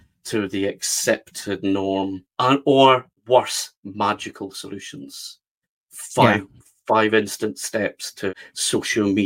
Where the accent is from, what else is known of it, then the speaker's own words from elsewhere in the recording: west of Scotland, United Kingdom; I live near Glasgow in the west of Scotland. And that's where I grew up, in a kind of normal west of Scotland town.